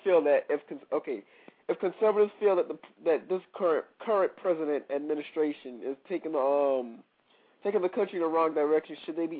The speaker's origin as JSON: {"language": "English", "region": "Georgia", "country": "United States", "said": "I'm from Georgia."}